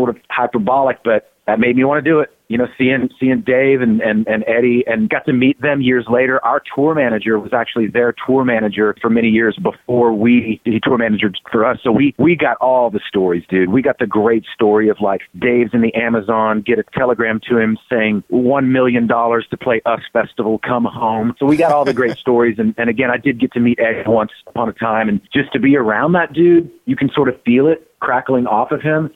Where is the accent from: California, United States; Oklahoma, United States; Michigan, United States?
Oklahoma, United States; moved away; My hometown station back in Oklahoma